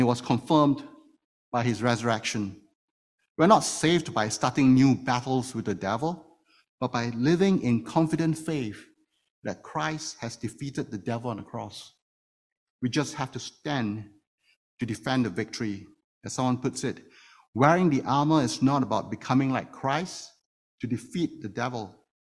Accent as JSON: {"language": "English", "country": "Singapore", "moved": "yes", "lives_now": "Toronto, Canada", "said": "one of the privileges of being a Singaporean, which I am, is that I get to serve 2.5 years in the military service"}